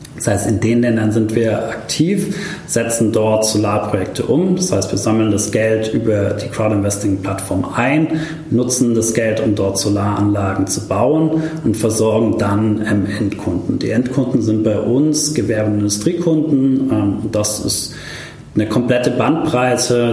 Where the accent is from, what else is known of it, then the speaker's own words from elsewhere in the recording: Stuttgart, Baden-Württemberg, Germany; moved away as an adult; also born or lived in Karlsruhe / Kenya; ich bin in Stuttgart geboren, bin dann nach Karlsruhe zum Studieren